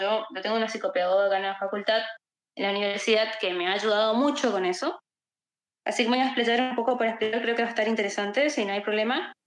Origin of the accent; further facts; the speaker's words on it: Misiones, Argentina; soy de Argentina, eh, soy estudiante de bioquímica, farmacia, también trabajo como software developer, eh, también acá para una empresa de acá de mi país. Eh, soy del norte de mi país, tenemos una comunidad justamente eh, que se llama Misiones Haití, que es justamente el nombre de mi provincia